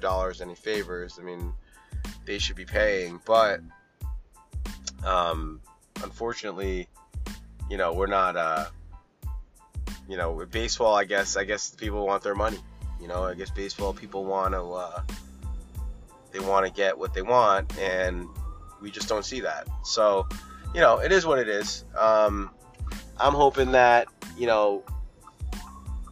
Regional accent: Pawtucket, Rhode Island, United States; I was born in Pawtucket. We used to go see the 4th of July in Pawtucket, the fireworks.

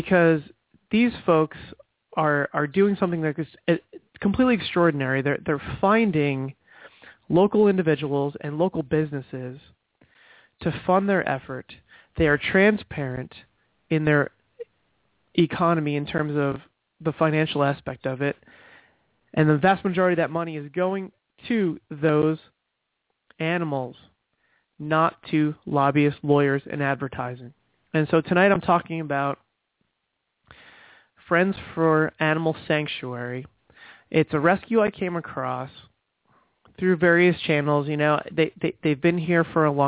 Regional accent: New Jersey, United States; now in Brevard County, Florida, United States; I'm originally from New Jersey

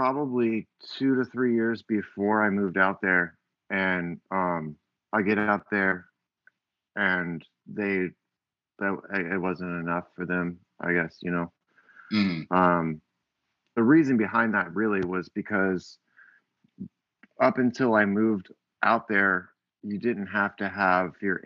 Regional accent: Florida, United States; also born or lived in Portland, Oregon; I'm from Florida originally. I grew up here.

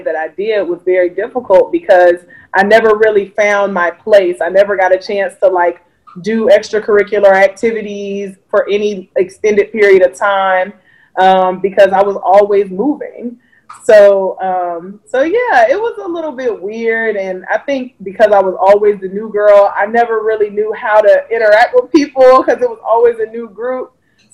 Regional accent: North Carolina, United States; also born or lived in Denver, United States; So I was born in Denver. I went to elementary school up until like first grade in Denver. And then we moved to North Carolina. We lived in two different places in North Carolina.

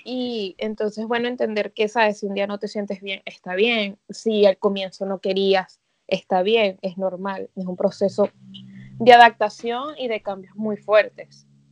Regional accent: Caracas, Capital District, Venezuela; moved away as an adult; also born or lived in Barquisimeto, Venezuela; now in New York, United States; yo me crié en Caracas chiquita y después me mudé a Barquisimeto y estudié, o sea, viví como desde los 12 hasta los 20 que me vine para acá

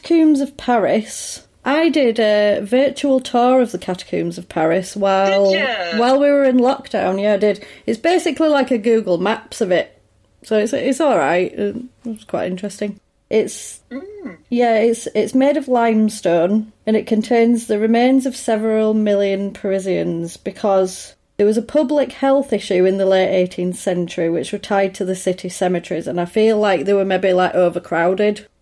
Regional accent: England, United Kingdom; I'm English.

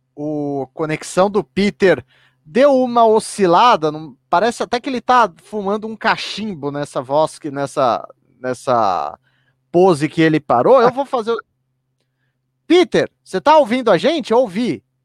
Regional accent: São Caetano do Sul, São Paulo, Brazil; Eu sou de São Caetano

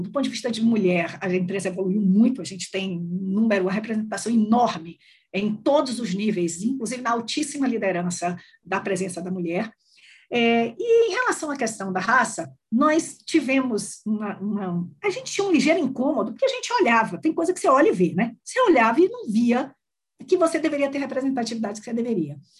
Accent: Salvador, Bahia, Brazil; now in São Paulo, Brazil; sou baiana, sou de Salvador, na Bahia

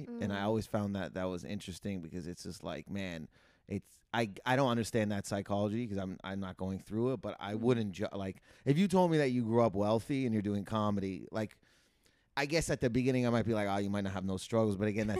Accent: Windsor, Ontario, Canada; born or raised there; moved away as an adult; also born or lived in Toronto; now in Los Angeles, United States

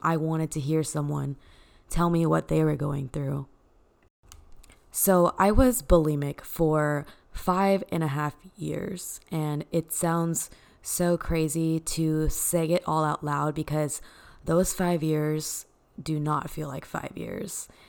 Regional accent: Dallas, Texas, United States; born and raised in Dallas, Texas

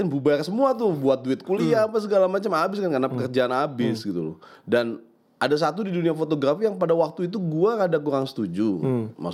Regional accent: Jakarta, Indonesia; Di Jakarta gue.

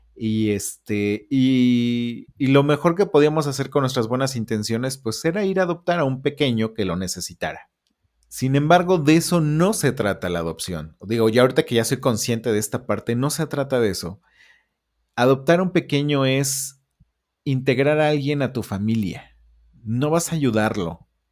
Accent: Puebla, Mexico; Nosotros somos de la Ciudad de Puebla.

